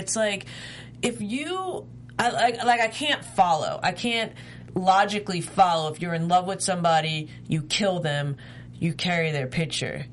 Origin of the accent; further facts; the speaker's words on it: New York, United States; I'm from New York